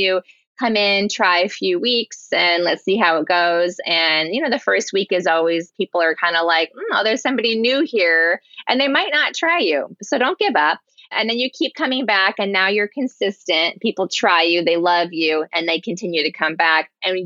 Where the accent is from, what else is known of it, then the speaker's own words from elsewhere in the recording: Seattle, Washington, United States; I grew up in Ballard. This is my community